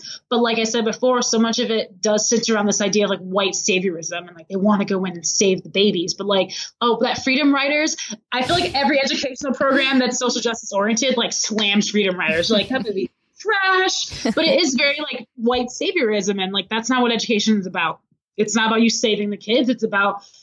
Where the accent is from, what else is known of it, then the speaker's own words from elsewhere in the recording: Macomb, Michigan, United States; now in Chicago, United States; my hometown, Macomb, Michigan